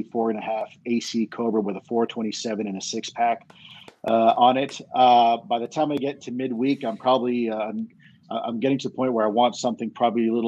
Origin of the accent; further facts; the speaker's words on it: Miami, Florida, United States; growing up in Miami